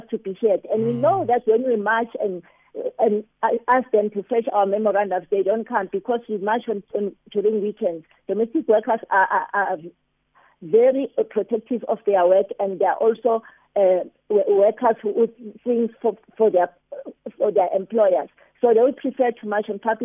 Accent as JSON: {"language": "English", "country": "South Africa"}